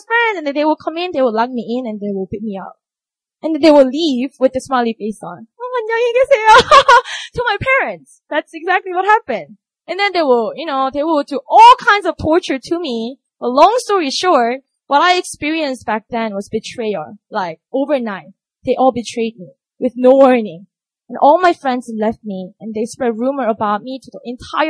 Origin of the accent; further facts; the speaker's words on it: Busan, South Korea; moved away; I grew up in Busan